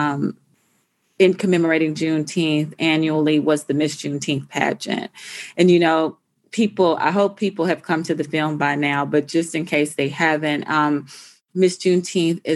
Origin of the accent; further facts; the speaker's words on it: Fort Worth, Texas, United States; my hometown where the film was based in Fort Worth, Texas